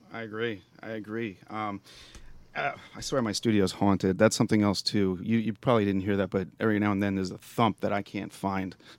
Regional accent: New York, United States; now in Pittsburgh, United States; I'm from New York myself

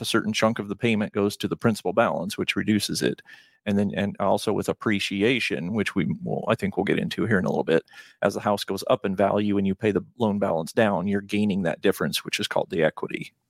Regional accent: Nebraska, United States; Born and raised in Nebraska.

